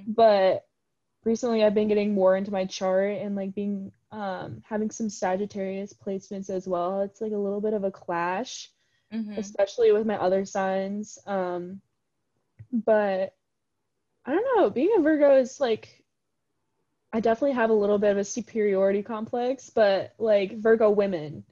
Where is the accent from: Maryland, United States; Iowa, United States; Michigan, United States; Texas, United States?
Iowa, United States; Ames; I'm from the Ames area